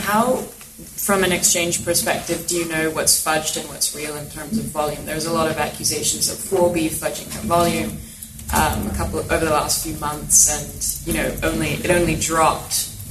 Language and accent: English; New York, United States; I'm from New York